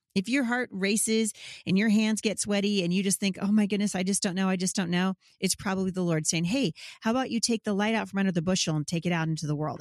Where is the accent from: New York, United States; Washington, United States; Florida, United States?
Washington, United States; Vancouver; here in, uh, my hometown. of Vancouver, Washington